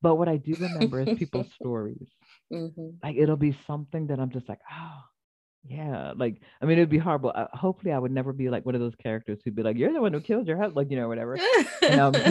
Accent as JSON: {"language": "English", "town": "Philadelphia", "region": "Pennsylvania", "country": "United States", "tie": "born or raised there", "said": "I was born in Philly"}